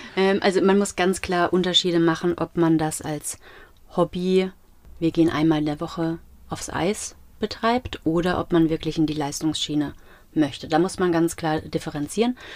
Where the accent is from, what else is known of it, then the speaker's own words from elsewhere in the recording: Mainz, Rhineland-Palatinate, Germany; wir als Mainzer